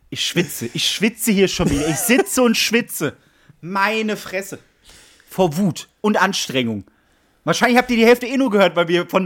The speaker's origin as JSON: {"language": "German", "region": "Bavaria", "country": "Germany", "tie": "born there", "said": "kann ich sagen, ich bin auch ein Bayer, ich wurde ja da geboren"}